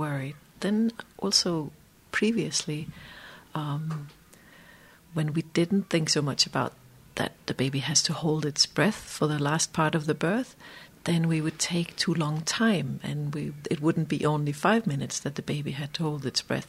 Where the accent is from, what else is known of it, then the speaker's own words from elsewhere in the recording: Denmark; moved away as an adult; also born or lived in Iceland; i'm a danish obstetrician